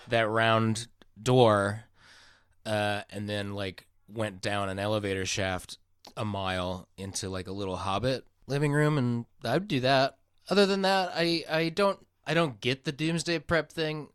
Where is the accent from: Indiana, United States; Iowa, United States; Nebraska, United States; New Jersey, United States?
Iowa, United States; now in California, United States; I'm from Iowa, which is closer to Arkansas than where I am now